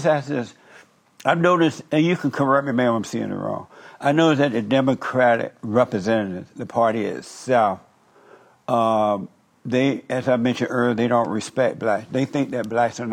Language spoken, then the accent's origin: English; Alabama, United States; I grew up in Alabama when the Jim Crow law existed.